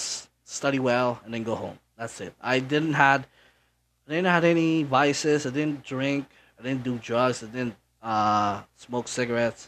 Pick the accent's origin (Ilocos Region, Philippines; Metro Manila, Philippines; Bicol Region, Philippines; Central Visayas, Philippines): Bicol Region, Philippines; Naga; English is a second language; also born or lived in Manila; my parents decided to have me raised here in Naga, and I've been living here ever since